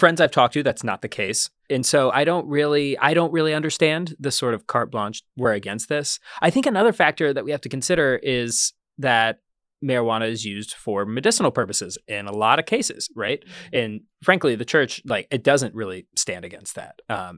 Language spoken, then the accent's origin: English; Columbus, Ohio, United States; now in New York, United States; I grew up in Columbus, Ohio.